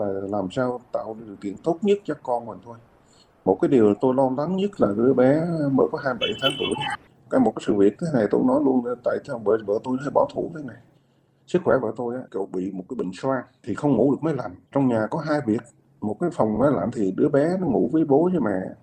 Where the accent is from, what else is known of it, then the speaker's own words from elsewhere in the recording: Southern Vietnam, Vietnam; Quê của mình thì gốc miền Trung, nhưng vào miền Nam này từ hồi bé